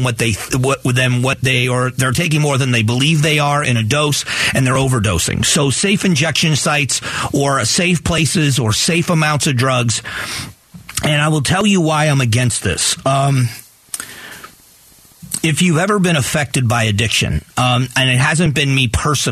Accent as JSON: {"language": "English", "area": "Gulf of Mexico", "region": "Gulf Coast", "country": "United States", "tie": "born or raised there", "said": "I grew up on the Gulf of Mexico"}